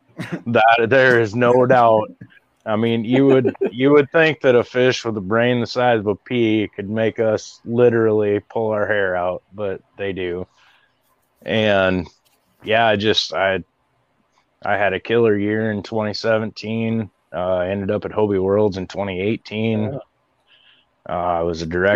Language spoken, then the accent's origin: English; Iowa, United States; I'm a Midwest boy, born and raised in Iowa